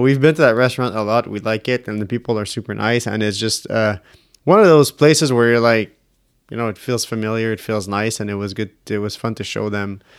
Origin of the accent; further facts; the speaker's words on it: Canada; we're Canadian